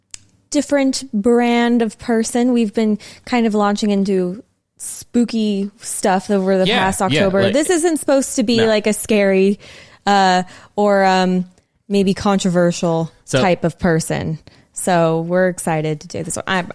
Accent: Southern California, United States; you and I grew up in Southern California on the west coast of the United States

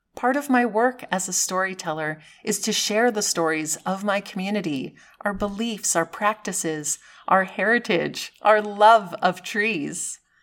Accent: Massachusetts, United States; Growing up in Massachusetts

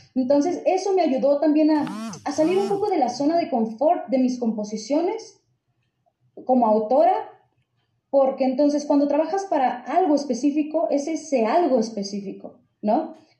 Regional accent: Nogales, Sonora, Mexico; crecí en una zona en Nogales, que es zona fronteriza con Estados Unidos, ya, ahí en Sonora

